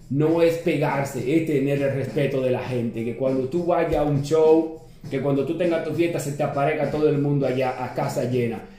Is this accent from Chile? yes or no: no; San Pedro de Macorís, Dominican Republic; porque nosotros somos de San Pedro de Macorís y hay que apoyar a la gente de uno.